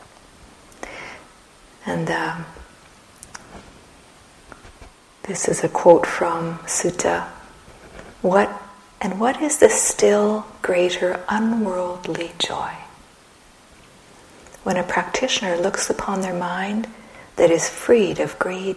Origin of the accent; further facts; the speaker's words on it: Red River Settlement area, Manitoba, Canada; now in Saskatchewan, Canada; I am Métis from Canada, from Red River Settlement area